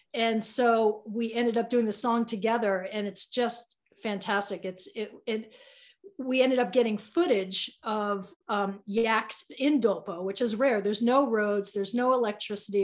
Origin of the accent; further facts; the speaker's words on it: Boston, Massachusetts, United States; now in Boulder, United States; I'm from Boston